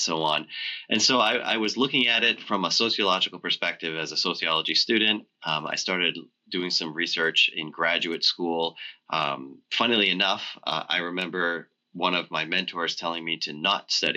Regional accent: Augusta, Maine, United States; also born or lived in Lewiston, Maine; I was born and raised in Maine, the capital city in Augusta

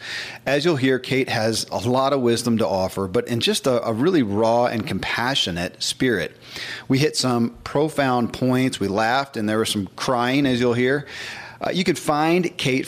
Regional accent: the Bible Belt, United States; I grew up in the Bible Belt

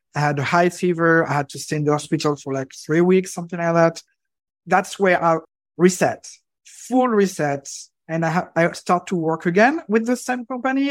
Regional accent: Normandy, France; I grew up in France, specifically in Normandy

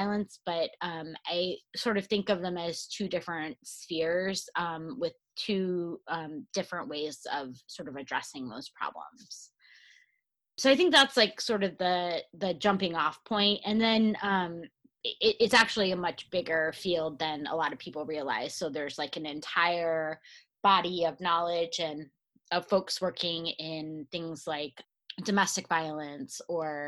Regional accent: Michigan, United States; moved away as an adult; also born or lived in Chicago / St. Louis; now in New Jersey, United States; I grew up in Michigan

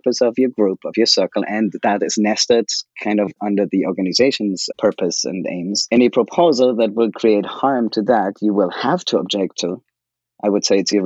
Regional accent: Germany; moved away as an adult; now in United States; I could go back to Germany. I was in the US then for 2 years for work, and I could go back to my home country

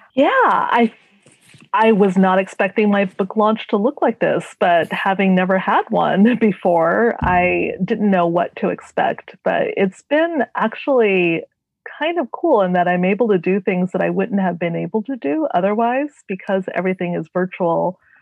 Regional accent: Renton, Washington, United States; also born or lived in Tacoma, Washington; I am from a suburb of Seattle uh, called Renton, and I was born in Tacoma, Washington, so I'm one of the few Washingtonians.

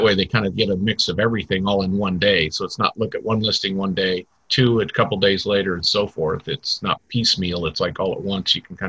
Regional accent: Nebraska, United States; I was born in Nebraska

